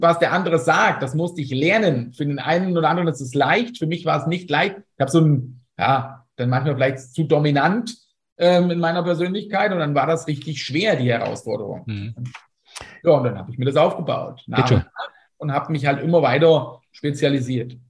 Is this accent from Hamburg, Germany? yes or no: no; Fulda, Hesse, Germany; ich bin aus Fulda